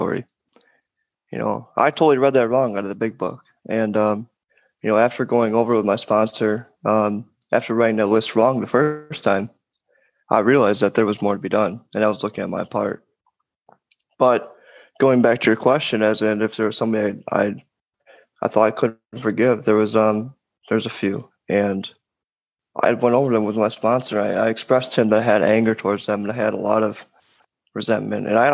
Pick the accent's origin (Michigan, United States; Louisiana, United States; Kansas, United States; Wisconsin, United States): Wisconsin, United States; moved away as an adult; now in East Coast, United States; moving to the East Coast from Wisconsin. Because as Lee said, I'm from Wisconsin. And did all my drinking there.